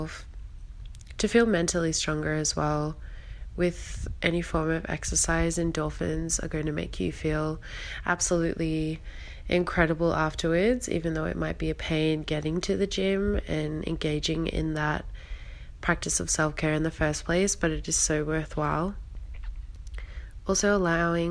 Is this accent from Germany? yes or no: no; Australia; I am from Australia